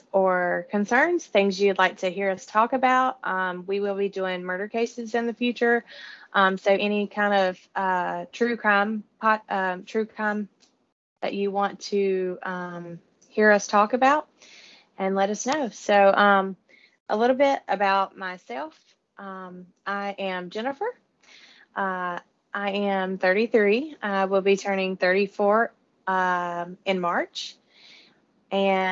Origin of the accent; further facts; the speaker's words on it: North Carolina, United States; moved away as an adult; now in South Georgia, United States; We're all from North Carolina. Now living in South Georgia